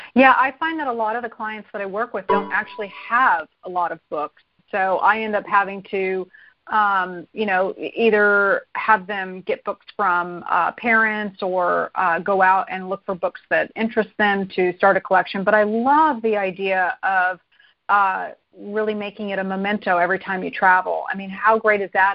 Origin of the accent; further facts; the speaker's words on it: Arizona, United States; I grew up in Arizona